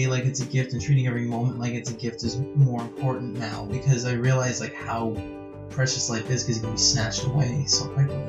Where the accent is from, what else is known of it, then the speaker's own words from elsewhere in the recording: United States; as Americans